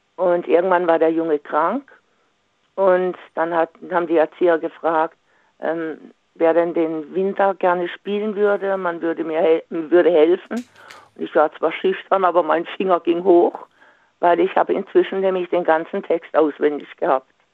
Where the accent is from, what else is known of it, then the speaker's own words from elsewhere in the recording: Singen, Baden-Württemberg, Germany; moved away; ich komme ja aus Singen ursprünglich